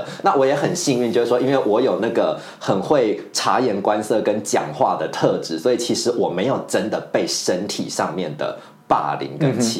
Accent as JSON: {"language": "Chinese", "region": "central and southern Taiwan", "country": "Taiwan", "tie": "born or raised there", "said": "那可是我们在中南部长大的小孩，其实我们好像心中本来就已经预期。说你只要上大学之后，你就是一定要去外地求学，你不会想要留在自己的故乡。"}